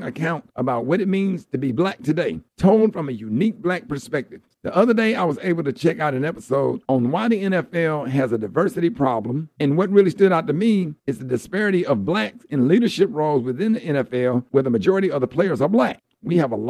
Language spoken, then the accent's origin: English; Birmingham, Alabama, United States; Growing up in Birmingham, a city that was instrumental in the civil rights era